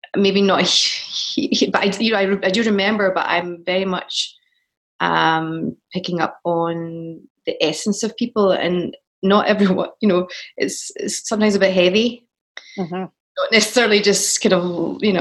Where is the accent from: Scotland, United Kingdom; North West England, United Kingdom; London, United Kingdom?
Scotland, United Kingdom; moved away as an adult; now in United States; I've worked more as a Scottish person here